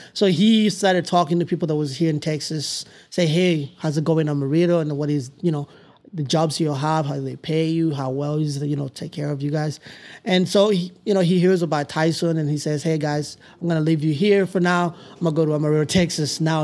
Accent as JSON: {"language": "English", "country": "Tanzania", "tie": "born or raised there", "also_born_or_lived": "Democratic Republic of the Congo / Palo Duro Canyon area, United States", "second_language": "English", "moved": "yes", "lives_now": "United States", "said": "We lived in all these refugee camps since we arrived in Tanzania"}